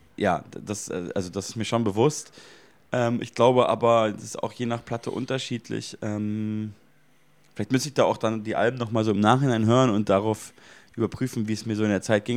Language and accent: German; Munich, Bavaria, Germany; in meiner Heimatstadt in München